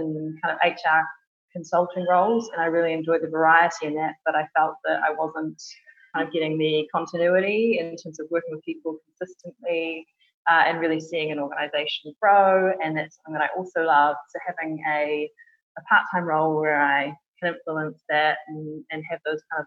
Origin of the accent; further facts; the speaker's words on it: New Zealand; moved away as an adult; now in London, United Kingdom; As you can probably tell from my accent, I'm not originally from the UK. I was born in New Zealand and moved over here with my husband nearly 4 years ago